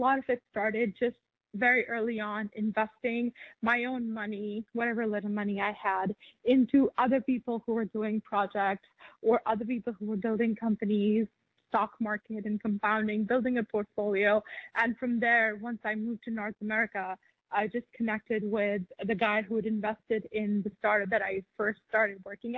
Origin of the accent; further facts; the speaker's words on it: Pakistan; I grew up in Pakistan